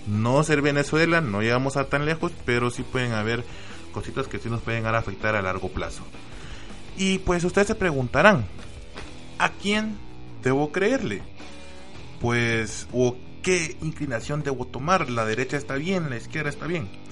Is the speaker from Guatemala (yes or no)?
yes; Guatemala; somos los guatemaltecos